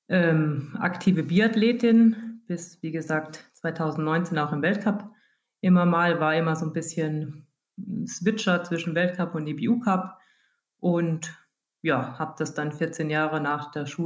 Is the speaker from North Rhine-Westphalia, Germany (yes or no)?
no; Hesse, Germany; ich komme ja aus der Gegend